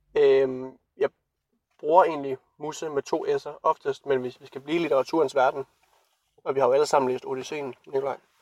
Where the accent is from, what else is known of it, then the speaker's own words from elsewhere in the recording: Randers, Central Denmark Region, Denmark; moved away; jeg så er hjemme i Randers